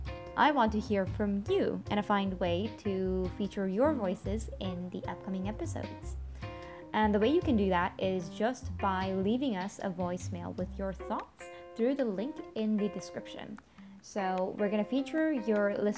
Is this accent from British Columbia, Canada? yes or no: yes; Vancouver, British Columbia, Canada; I'm from Vancouver in Canada